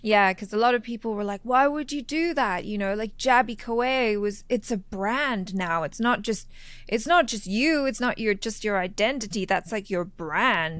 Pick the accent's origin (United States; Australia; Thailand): Thailand; moved away; growing up in Thailand, uh, in the school I went